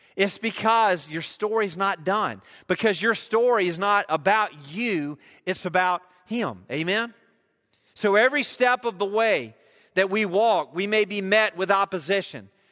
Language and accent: English; United States; I am an American